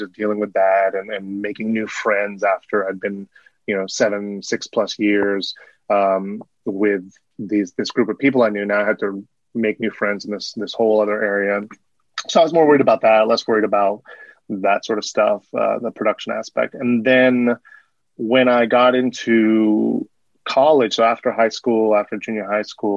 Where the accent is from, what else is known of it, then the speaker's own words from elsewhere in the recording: Burbank, California, United States; I grew up in Burbank, California, which is in Southern California